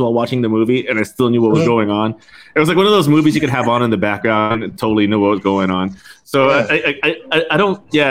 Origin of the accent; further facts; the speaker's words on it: United States; growing up in the States